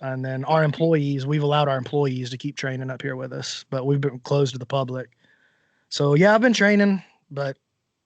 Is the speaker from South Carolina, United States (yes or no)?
no; Alabama, United States; Not only am I from America, I'm from Alabama